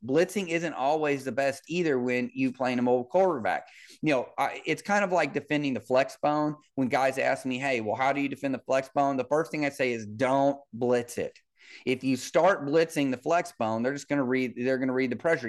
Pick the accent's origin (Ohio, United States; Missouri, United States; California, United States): Missouri, United States; Kansas City; I grew up in Kansas City with, with Marty Schottenheimer